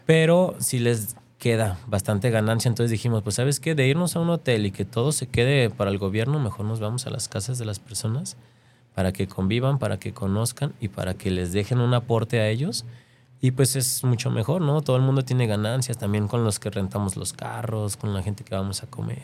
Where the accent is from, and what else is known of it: Mexico